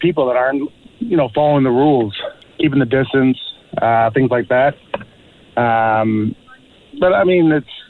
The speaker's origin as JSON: {"language": "English", "town": "Toronto", "region": "Ontario", "country": "Canada", "tie": "born or raised there", "said": "grew up Scarborough, now I'm in Bond."}